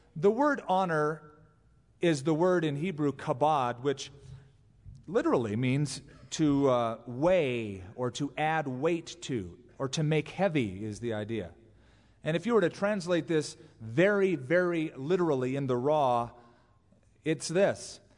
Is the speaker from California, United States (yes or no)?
yes; California, United States; now in Albuquerque, United States; as a Californian